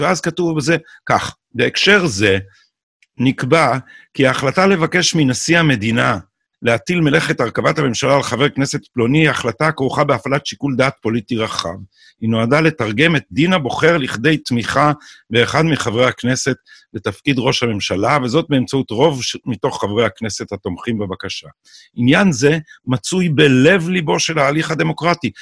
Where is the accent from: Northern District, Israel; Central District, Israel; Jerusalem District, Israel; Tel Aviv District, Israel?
Jerusalem District, Israel; Jerusalem; אני בא מהאליטה האשכנזית של ירושלים